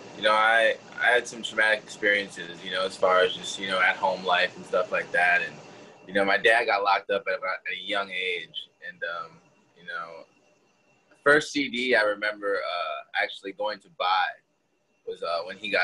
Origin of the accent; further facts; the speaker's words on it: Green Bay, Wisconsin, United States; moved away as an adult; I grew up in Green Bay, but like I never moved out of Green Bay